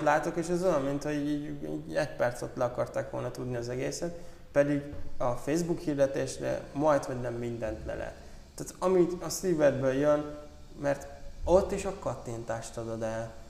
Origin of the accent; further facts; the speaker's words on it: Zala, Hungary; mi Zalából származunk